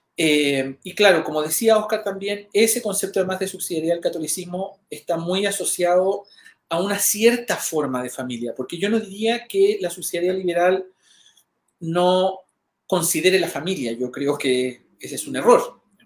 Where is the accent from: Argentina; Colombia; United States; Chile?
Chile